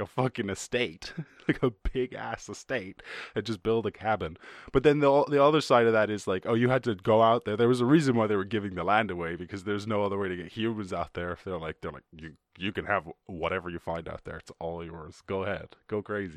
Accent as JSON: {"language": "English", "country": "Ireland", "tie": "born or raised there", "said": "I grew up in Ireland."}